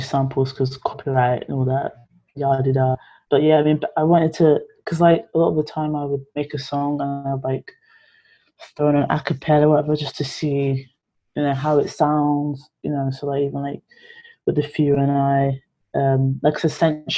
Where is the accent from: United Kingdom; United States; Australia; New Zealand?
United Kingdom; London; born or raised there